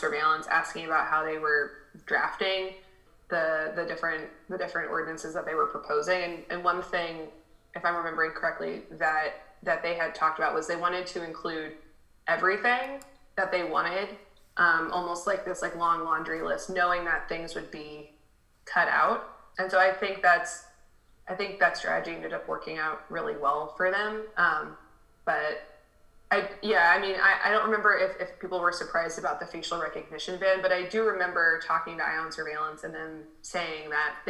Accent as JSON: {"language": "English", "country": "United States", "moved": "yes", "lives_now": "Germany", "said": "as an American who like doesn't live in America is like in Germany"}